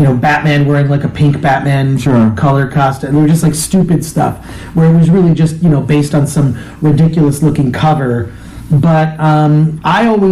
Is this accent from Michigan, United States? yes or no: yes; Royal Oak, Michigan, United States; now in Los Angeles, United States; I grew up in Royal Oak, about 2 miles outside of Detroit